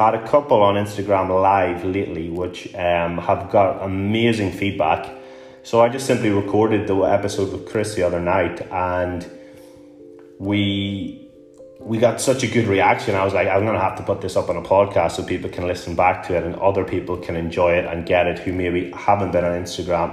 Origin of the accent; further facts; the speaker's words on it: Newry, Northern Ireland, United Kingdom; moved away as an adult; also born or lived in Glasgow; my hometown of Newry in Northern Ireland